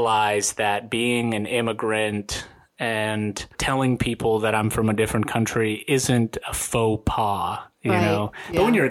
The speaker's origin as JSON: {"language": "English", "town": "Atlanta", "region": "Georgia", "country": "United States", "tie": "born or raised there", "also_born_or_lived": "Rostov-on-Don, Russia / Washington State", "said": "grew up in Atlanta"}